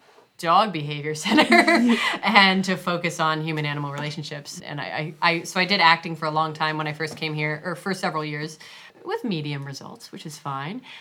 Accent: Virginia, United States; moved away as an adult; also born or lived in New Hampshire; now in New York, United States; I was born in New Hampshire, okay, but I grew up in Virginia. So I really consider myself to be from Virginia

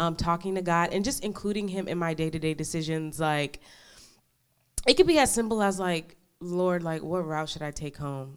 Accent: New York, United States; now in Dallas, United States; I'm from New York originally

